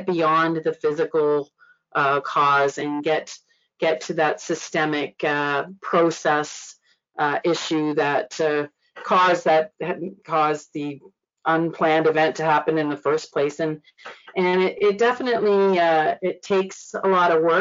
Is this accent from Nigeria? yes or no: no; Nova Scotia, Canada; moved away as an adult; I'm from Nova Scotia, but being away for 30 years, it's like I am a come from away.